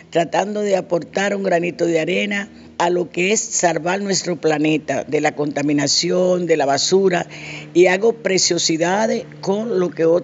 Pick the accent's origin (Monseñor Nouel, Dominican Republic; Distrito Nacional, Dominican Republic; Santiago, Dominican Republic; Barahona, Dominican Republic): Distrito Nacional, Dominican Republic; Santo Domingo; now in Spain; realmente procedemos de Santo Domingo, una dominicana más en este país.